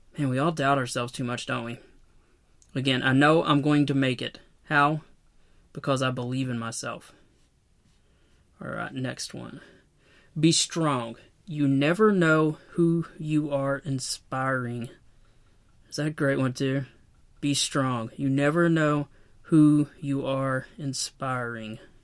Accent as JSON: {"language": "English", "town": "Knoxville", "region": "Tennessee", "country": "United States", "tie": "born or raised there"}